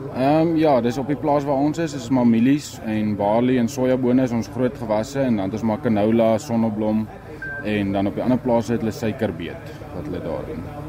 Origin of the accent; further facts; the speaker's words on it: South Africa; moved away as an adult; now in North Dakota, United States; ons is 'n paar Suid-Afrikaners wat daar werk